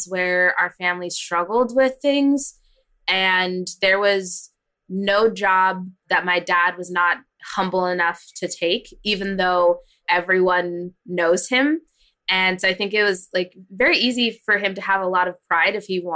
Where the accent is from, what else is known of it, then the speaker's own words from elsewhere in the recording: Hanford, California, United States; I grew up in a small town called Hanford. It's in the Central Valley of California